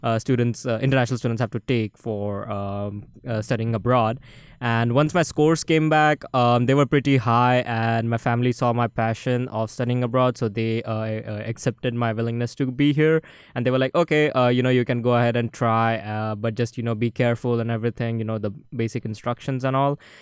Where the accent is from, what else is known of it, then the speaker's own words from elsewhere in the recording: Maharashtra, India; now in Manhattan, United States; it has the second longest river in India originating in my hometown